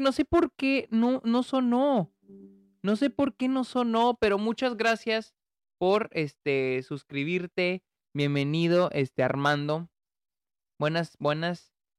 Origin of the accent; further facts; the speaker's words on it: Delicias, Chihuahua, Mexico; moved away; estuve en, en, Delicias, a mi ciudad natal